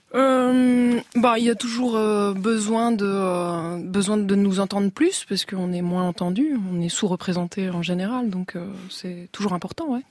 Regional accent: Saint-Nazaire, Pays de la Loire, France; j'ai grandi à Saint-Nazaire.

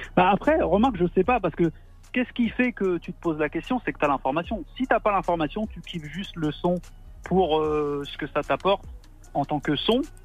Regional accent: Rouen, Normandy, France; comme Jean, je viens de Rouen

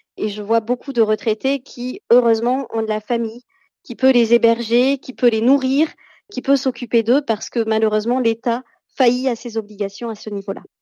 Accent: Réunion, France

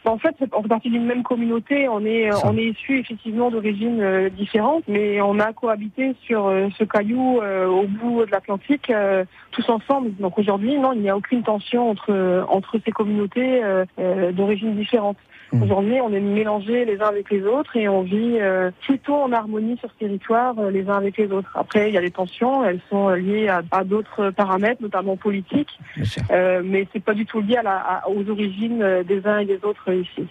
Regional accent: St. Pierre & Miquelon; also born or lived in Montreal; je suis née euh, un peu par hasard à Montréal, mais je suis issue de l'archipel de Saint-Pierre-et-Miquelon

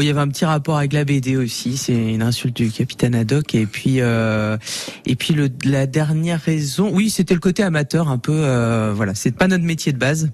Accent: Douarnenez, Brittany, France; now in Niafles, France; je suis originaire de Douarnenez dans le Finistère, donc je suis arrivé ici un peu marin d'eau douce

